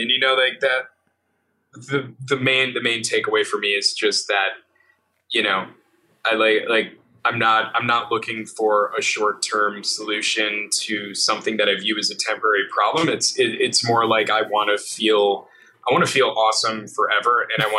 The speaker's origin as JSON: {"language": "English", "region": "New York", "country": "United States", "said": "especially being a New Yorker, you take for granted that you should be socializing in certain ways."}